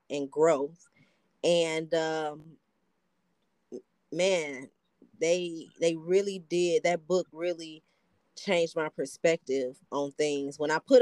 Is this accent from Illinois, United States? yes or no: yes; Chicago, Illinois, United States; also born or lived in Atlanta; I'm from Chicago